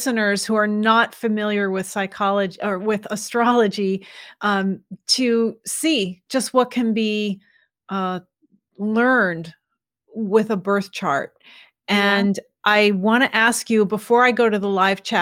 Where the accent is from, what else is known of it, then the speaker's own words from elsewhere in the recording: New York, United States; I was born in New York State